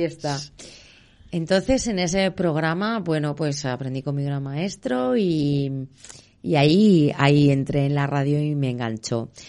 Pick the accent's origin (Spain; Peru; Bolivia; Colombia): Spain; Madrid, Community of Madrid; nací en Begoña, en el barrio de Begoña. Fue una de las primeras niñas que nació ahí, en el barrio.